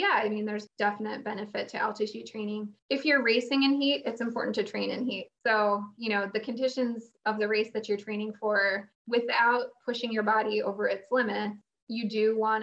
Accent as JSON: {"language": "English", "area": "Chicago suburbs", "region": "Illinois", "country": "United States", "tie": "born or raised there", "moved": "yes", "lives_now": "Phoenix, United States", "said": "I grew up in the Chicago suburbs"}